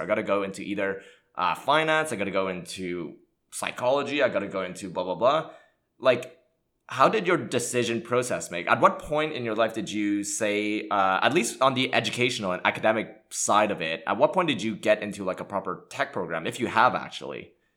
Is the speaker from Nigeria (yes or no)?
no; Montreal, Quebec, Canada; English is a second language; I grew up in Montreal, Canada